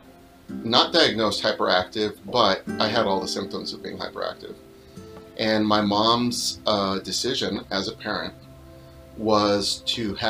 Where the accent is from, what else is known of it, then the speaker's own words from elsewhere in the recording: Whittier, California, United States; English is a second language; also born or lived in Downey; I grew up mostly in Whittier.